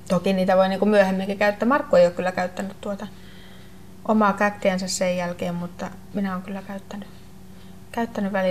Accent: Lapland, Finland; Ja koska molemmat olemme saamelaisia, niin ei, ei siinä mulla kyllä ollut edes sitten miettimistä

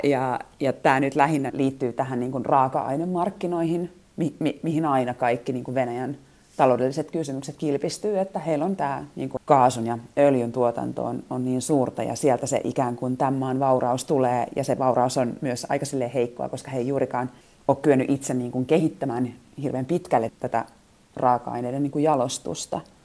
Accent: Finland; moved away as an adult; now in Moscow, Russia; mistä mä oon kotoisin. Niin kun mä sanon Suomi

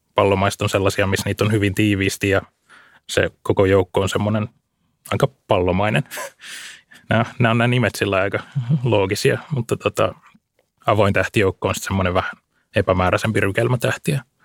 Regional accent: Lohja, Uusimaa, Finland; Mä kasvoin tuolla Lohjalla tuolla vähän enemmän maaseudun puolella

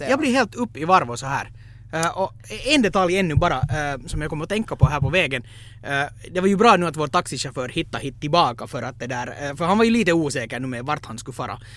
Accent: Finland; Men som finlandssvensk så antog jag

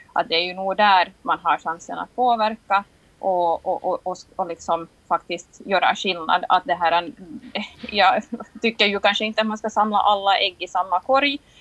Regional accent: Nagu, Southwest Finland, Finland; Jag är ju själv från Nagö

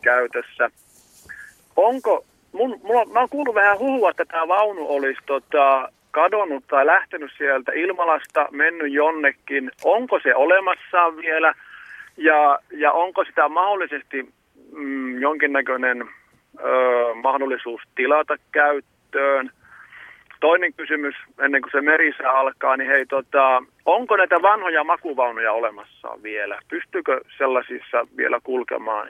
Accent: Kontiomäki, Kainuu, Finland; now in Tuusula, Finland; Tosiaan soittelen Tuusulasta, mutta mä oon kotoisin kyllä perinteikkältä rautatien, ö, paikkakunnalta Kontiomäki.

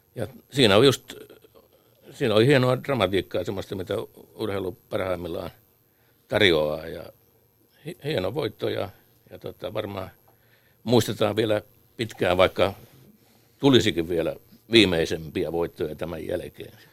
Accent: Lahti, Päijät-Häme, Finland; meille Lahden pikkupojille

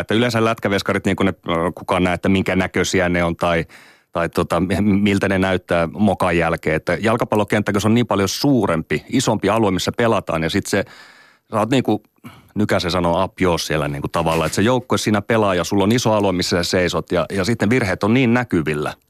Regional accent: Oulu, North Ostrobothnia, Finland; mä oon Oulusta kotoisin

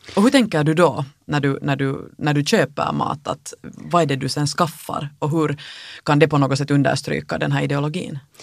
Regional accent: Finland; Vi som finländare

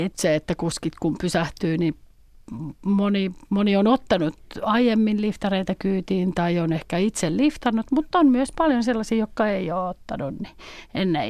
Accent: Nakkila, Satakunta, Finland; also born or lived in Pori; Mä oon Nakkilasta kotoisin

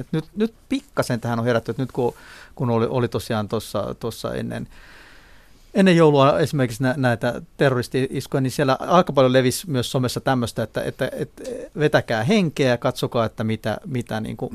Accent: Klaukkala, Uusimaa, Finland; moved away; vanha kotikyläni Klaukkalan

